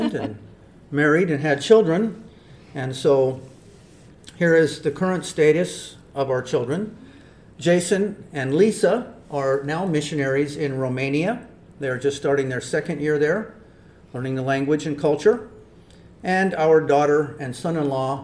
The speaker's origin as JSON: {"language": "English", "town": "Spokane", "region": "Washington", "country": "United States", "tie": "born or raised there", "moved": "as an adult", "lives_now": "Iquitos, Peru", "said": "I was born and raised in Spokane, Washington"}